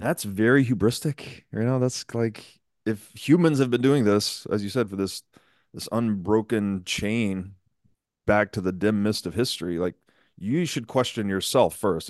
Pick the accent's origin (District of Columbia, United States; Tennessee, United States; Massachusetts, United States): Tennessee, United States; I grew up in Tennessee